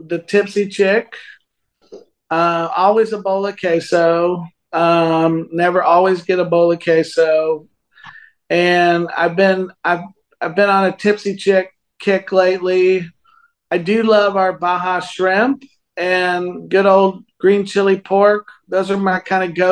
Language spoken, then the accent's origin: English; Northern Virginia, United States; he's a guy that I grew up with in Northern Virginia